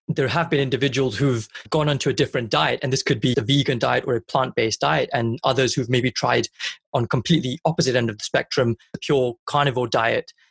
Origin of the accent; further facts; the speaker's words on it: Punjab, India; I'm Indian and I'm, I'm from Punjab